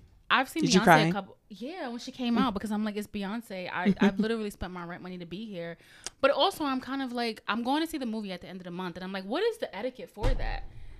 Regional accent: New York, United States; I'm a New Yorker

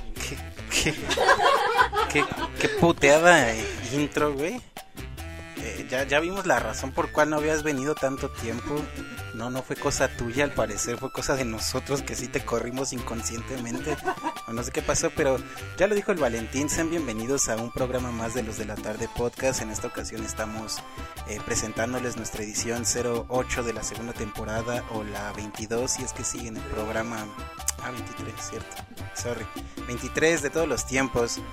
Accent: Mexico

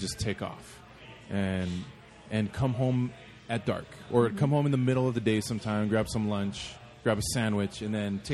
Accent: Hawaii, United States; moved away; I grew up in Hawaii.

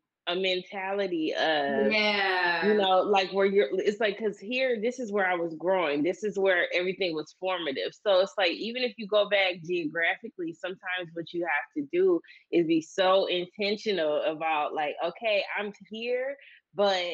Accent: Saginaw, Michigan, United States; moved away; also born or lived in Detroit, Michigan; I was born and raised in Saginaw, Michigan. Now, I lived in Detroit before I moved from Michigan, but I'm from Saginaw, Michigan.

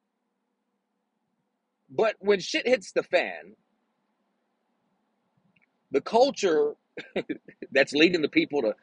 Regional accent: Texas, United States; I'm was born in Texas and I love my state

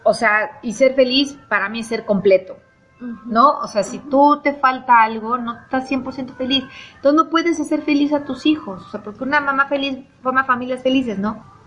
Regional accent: Mexico City, Mexico; moved away as an adult; also born or lived in Barcelona, Spain; now in Puebla, Mexico; soy de la Ciudad de México

